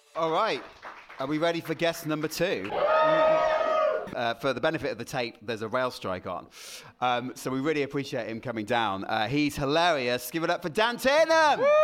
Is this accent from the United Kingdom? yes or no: yes; Solihull, West Midlands, United Kingdom; I'm from Solihull.